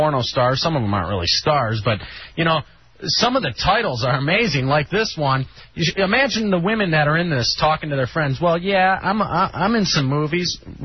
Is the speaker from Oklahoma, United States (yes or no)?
no; Dallas, Texas, United States; moved away; also born or lived in Michigan; I'm originally from Texas, in Dallas, Texas, but I ended up in Michigan for a little while.